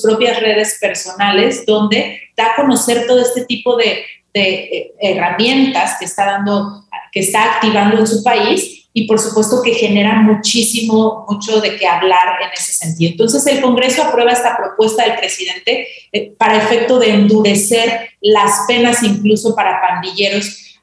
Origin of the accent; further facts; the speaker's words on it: Mexico; como sociedad mexicana